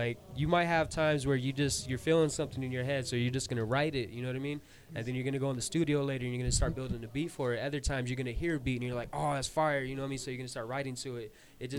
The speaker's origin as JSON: {"language": "English", "town": "Roswell", "country": "United States", "tie": "born or raised there", "said": "I'm from Roswell, born and raised. And yeah, I left for a while, but I'm back."}